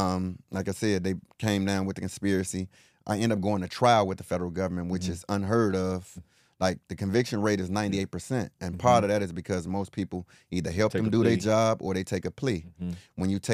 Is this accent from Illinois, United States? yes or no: yes; Chicago, Illinois, United States; starting out, I grew up in the Henry Horner Projects in mm-hmm. Chicago.